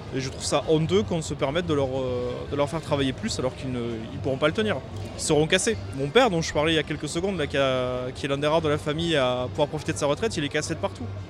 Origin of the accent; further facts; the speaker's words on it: United States; French is a second language; now in France; je suis étranger